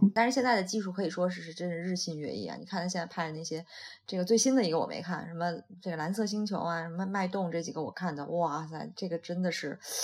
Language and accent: Chinese; Shandong, China; moved away; 我是山东的，那我们那个其实很早以前就是每年有多少多少禁鱼期